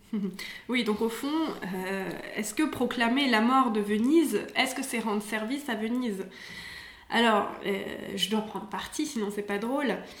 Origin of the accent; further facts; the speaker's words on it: France; now in Venice, Italy; on est des Français